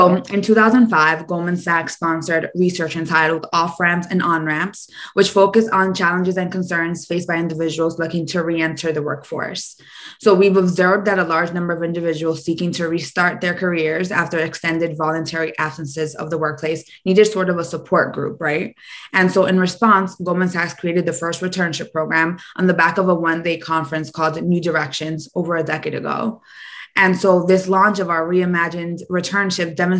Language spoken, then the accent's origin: English; New York City, New York, United States; I'm first generation Dominican, born and raised in Washington Heights